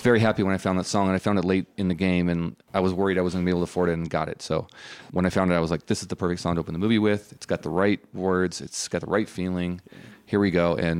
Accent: Salt Lake City, Utah, United States; I'm from Salt Lake City, I think I was 19

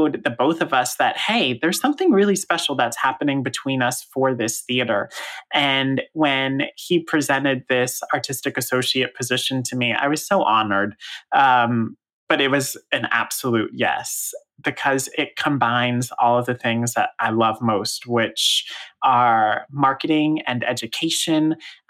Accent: Raleigh, North Carolina, United States; moved away; also born or lived in New York; I grew up in Raleigh, North Carolina

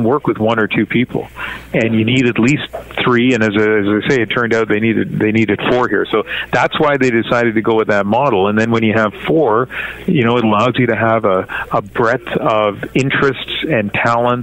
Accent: New Brunswick, Canada; born or raised there; now in Vancouver, Canada

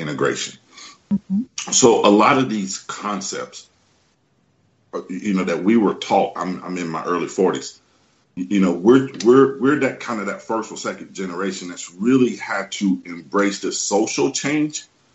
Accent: the Southeastern region, the South of the U.S., United States; I grew up in the South, what we call the South of the U.S., the Southeastern region

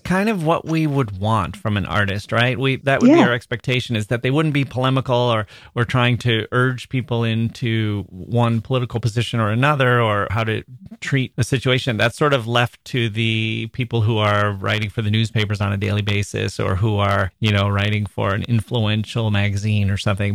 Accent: United States; as an American adult

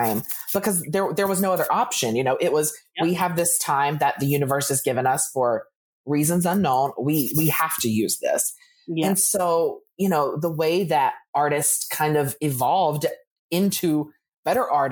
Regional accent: Alabama, United States; I'm from Alabama

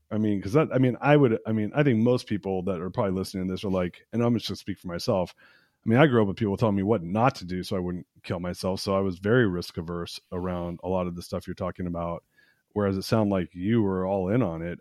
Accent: United States; I'm an American. I was born in America, but my dad's Persian

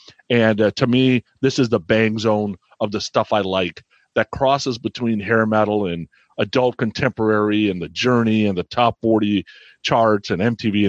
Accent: San Francisco Bay Area, California, United States; I'm growing up in the San Francisco Bay Area

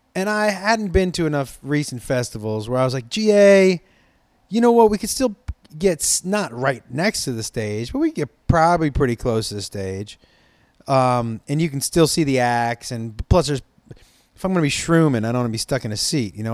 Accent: Los Angeles, California, United States; I'm from Los, uh, Los Angeles

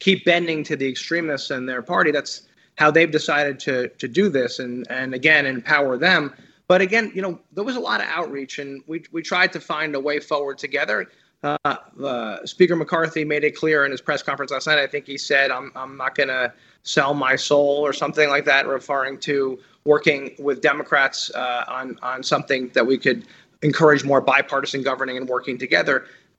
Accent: New Jersey, United States; I'm from Jersey

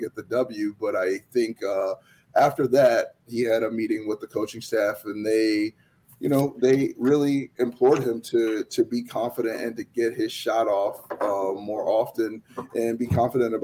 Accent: New England, United States; moved away; also born or lived in Connecticut; I'm from New England, so I was a Boston Celtic fan

